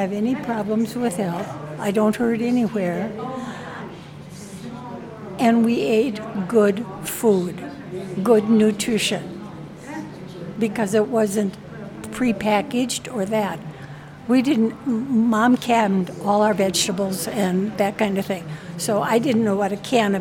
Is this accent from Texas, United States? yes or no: no; Minnesota, United States; I grew up in Minnesota